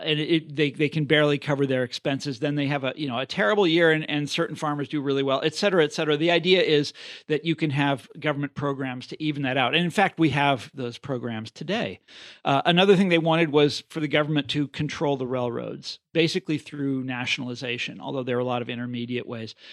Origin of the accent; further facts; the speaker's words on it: Kansas, United States; moved away; my home state of Kansas